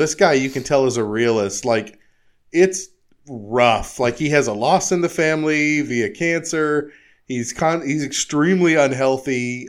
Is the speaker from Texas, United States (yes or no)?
no; California, United States; No, I grew up in California.